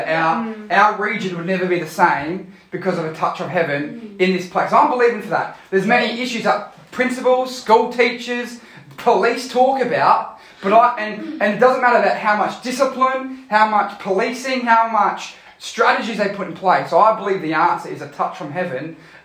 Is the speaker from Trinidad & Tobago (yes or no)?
no; Australia; I am a citizen of Australia. This passport says that I come from Australia. I am an Aussie